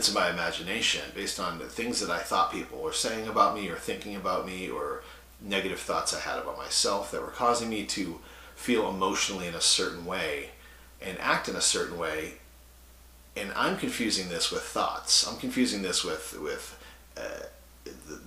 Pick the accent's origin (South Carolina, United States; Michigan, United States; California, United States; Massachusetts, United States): Massachusetts, United States; I grew up in Massachusetts, blue collar kid from a suburb.